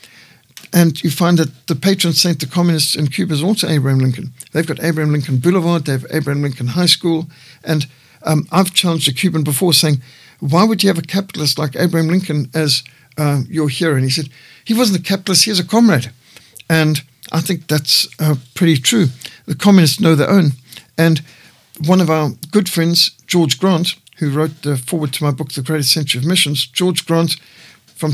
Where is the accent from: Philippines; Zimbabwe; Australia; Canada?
Zimbabwe; moved away; Rhodesia, my home country